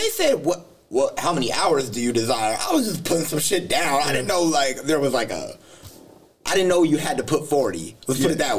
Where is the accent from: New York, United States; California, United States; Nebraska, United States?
California, United States; Southside / Oak Grove